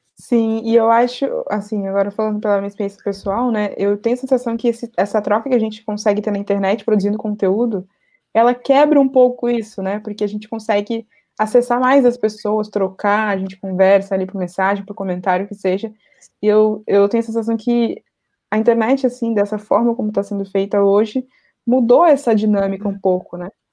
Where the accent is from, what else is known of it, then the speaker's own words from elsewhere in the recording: Porto Alegre, Rio Grande do Sul, Brazil; eu sou de Porto Alegre